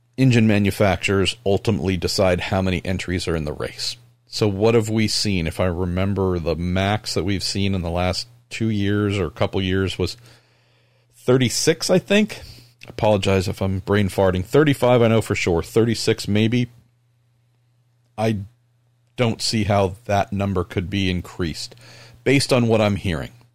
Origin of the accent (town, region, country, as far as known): California, United States